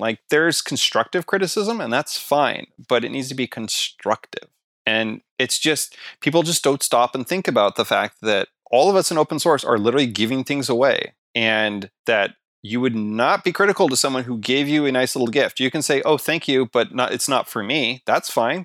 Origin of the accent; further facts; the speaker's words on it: Canada; I'm Canadian